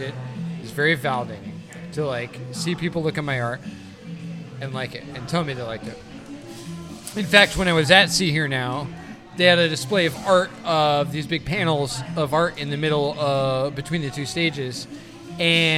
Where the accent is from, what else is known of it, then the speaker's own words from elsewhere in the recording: Asbury Park, New Jersey, United States; I'm from Asbury and I make art